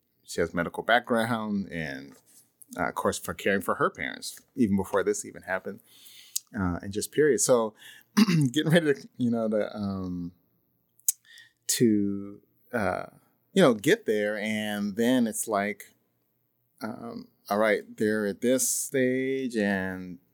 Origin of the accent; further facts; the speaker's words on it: San Luis Obispo, California, United States; I grew up there in San Luis Obispo